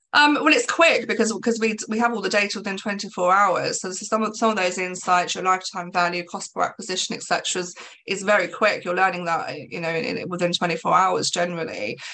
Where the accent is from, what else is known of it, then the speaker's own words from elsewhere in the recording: England, United Kingdom; I'm English